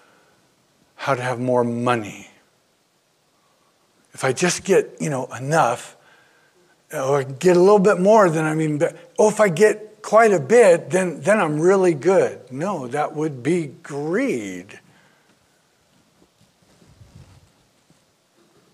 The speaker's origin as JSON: {"language": "English", "town": "Oakland", "region": "California", "country": "United States", "tie": "born or raised there", "moved": "yes", "said": "Born and raised in Oakland"}